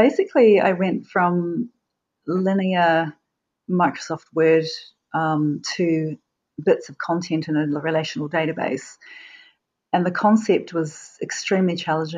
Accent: Wellington, New Zealand; now in Auckland, New Zealand; I ended up doing a contract in Wellington, which is my hometown

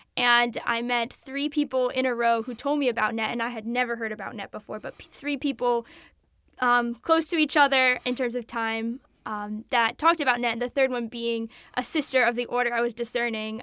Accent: South Carolina, United States; also born or lived in Delaware; I was born in Delaware, but I grew up um, in South Carolina. We moved here when I was little.

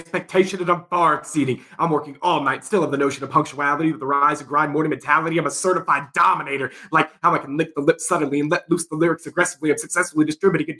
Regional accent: Leavenworth, Kansas, United States; also born or lived in Topeka, Kansas; I'm initially from Leavenworth, Kansas. I grew up right outside of Lansing Prison

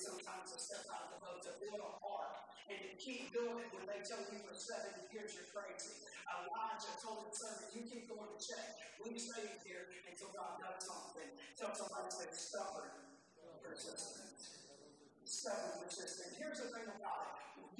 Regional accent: Philadelphia, Pennsylvania, United States; I said, you know, I'm a Philadelphian.

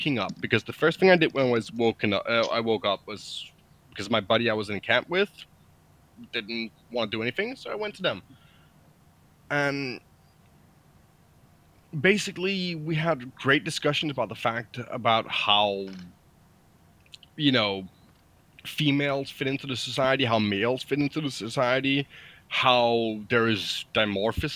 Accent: Denmark

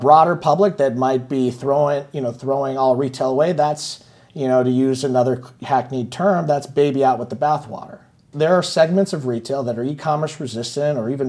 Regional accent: San Francisco, California, United States; I'm from San Francisco

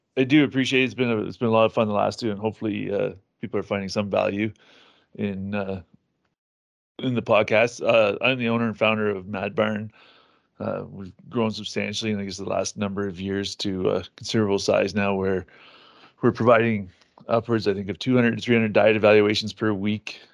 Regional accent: Ontario, Canada; I'm from Ontario

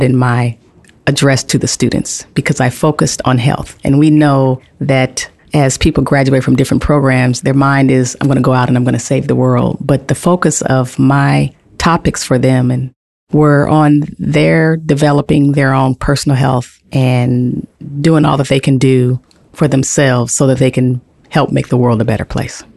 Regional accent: Los Angeles, California, United States; moved away; back in my hometown of Los Angeles

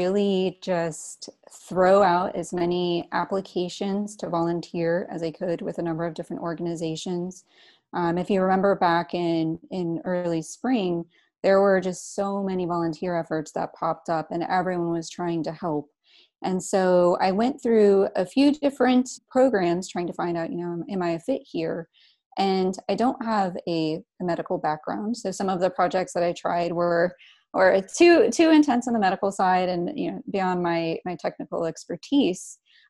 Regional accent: Florida, United States; growing up in North Central Florida, where people are just always asking, you know, how can I help you?

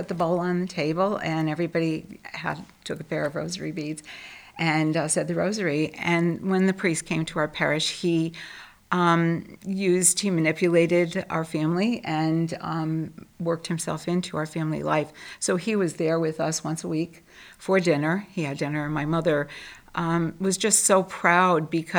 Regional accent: Trumbull, Connecticut, United States; also born or lived in Bridgeport; moved when I was five to Trumbull, and grew up in an extremely devout family

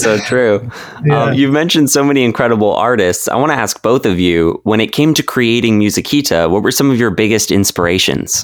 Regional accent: Vancouver, British Columbia, Canada; I'm from Vancouver, Canada

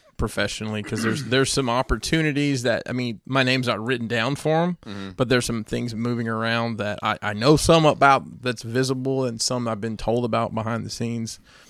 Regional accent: Alabama, United States; Worked for me a good bit when I ran my promotion down in Alabama, you know, where I'm from.

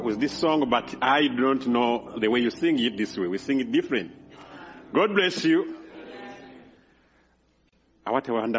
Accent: Uganda; English is a second language; moved away; There in Uganda, I can speak well than I can do here because I'm speaking in my native language

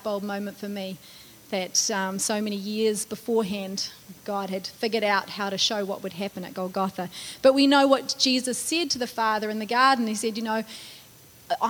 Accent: United States; as an American.

